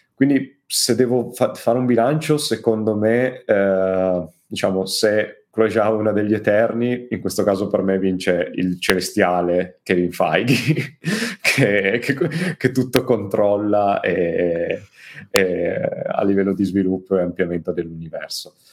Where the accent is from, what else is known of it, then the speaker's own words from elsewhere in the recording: Turin, Piedmont, Italy; io, essendo torinese